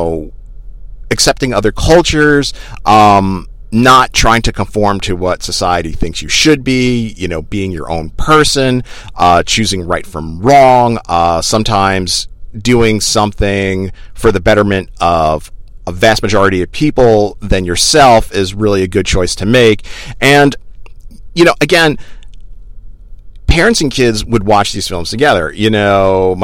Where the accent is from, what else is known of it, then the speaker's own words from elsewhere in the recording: United States; I'm an American.